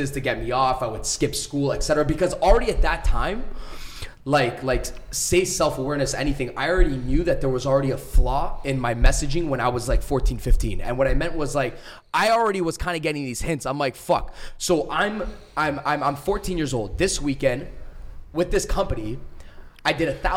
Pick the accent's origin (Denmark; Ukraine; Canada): Canada; Mississauga, Ontario; I grew up in Mississauga.